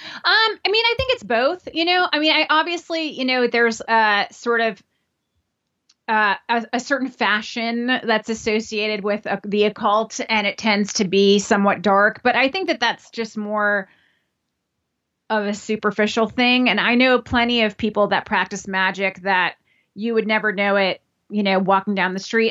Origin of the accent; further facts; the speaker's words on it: New Orleans, Louisiana, United States; now in New York City, United States; I grew up in New Orleans, Louisiana